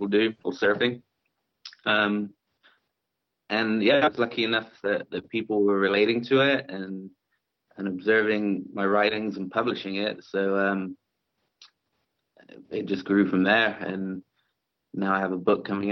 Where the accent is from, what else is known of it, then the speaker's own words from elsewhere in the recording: South West England, United Kingdom; moved away as an adult; now in Huntington Beach, United States; I'm originally from England. I grew up in the southwest of England, in Dorset and Devon and Cornwall, and I moved to California about 10 or 11 years ago.